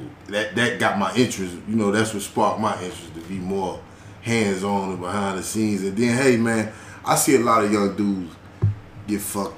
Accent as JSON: {"language": "English", "town": "Atlanta", "region": "Georgia", "country": "United States", "tie": "born or raised there", "also_born_or_lived": "Illinois", "said": "I was born in Illinois. I grew up in Atlanta. I've been in Atlanta since fifth grade summer"}